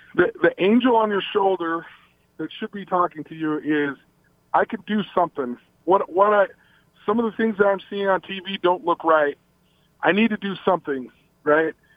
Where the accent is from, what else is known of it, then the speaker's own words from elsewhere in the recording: Logan, Utah, United States; also born or lived in Salt Lake City, Utah; I came from Logan, Utah till I, I lived there till I was 14 and then in Salt Lake from the age of 15 to 18